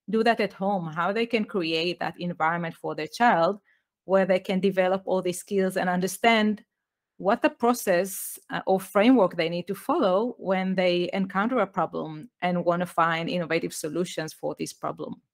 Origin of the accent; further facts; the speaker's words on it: Israel; English is a second language; moved away as an adult; also born or lived in United Kingdom; I was born in Israel. I grew up there